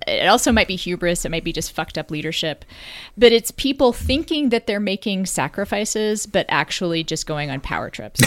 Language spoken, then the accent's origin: English; Texas, United States; as a Texan